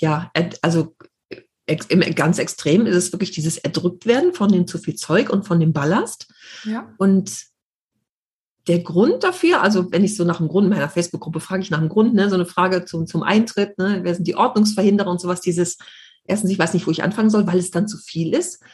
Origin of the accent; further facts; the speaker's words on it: Düsseldorf, North Rhine-Westphalia, Germany; ich bin noch nie aus Europa raus, immer in Düsseldorf gewohnt